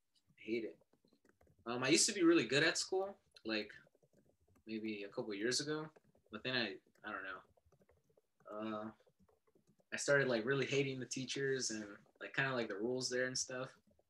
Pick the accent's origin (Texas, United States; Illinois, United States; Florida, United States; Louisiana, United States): Texas, United States; Austin; Austin, Texas, born and raised.